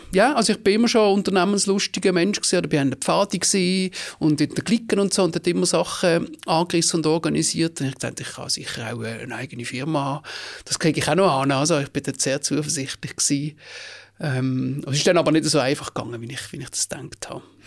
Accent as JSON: {"language": "German", "town": "Basel", "region": "Basel-Stadt", "country": "Switzerland", "tie": "born or raised there", "said": "geboren im Frauenspital zu Basel und nachher an der Brisacherstrasse im Gleibasel, gerade beim Erasmusplatz, äh, 20 Jahre lang gelebt"}